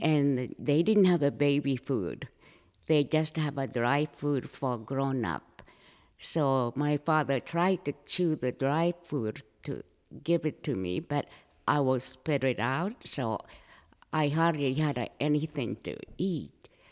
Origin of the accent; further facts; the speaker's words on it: Japan; first language Japanese; English is a second language; moved away as an adult; also born or lived in Manchuria, China / Orange County, California; now in Coeur d'Alene, United States; I was raised in Japan.